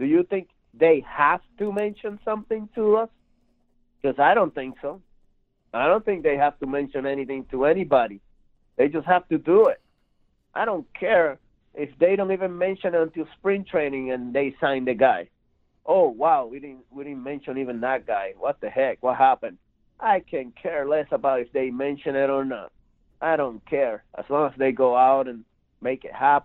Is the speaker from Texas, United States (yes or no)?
no; California, United States; I'm from California